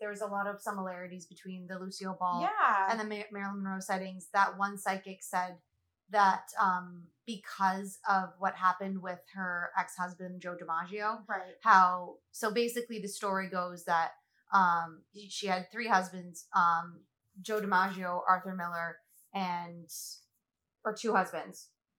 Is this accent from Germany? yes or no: no; Malta